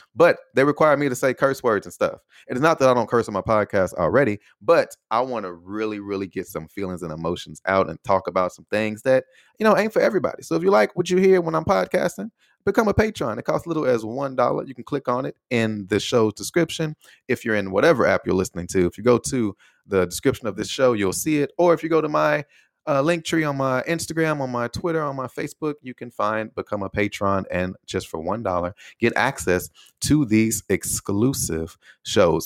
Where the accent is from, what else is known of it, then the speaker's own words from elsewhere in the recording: United States; first language English; moved away as an adult; also born or lived in Taiwan / Austin; being an American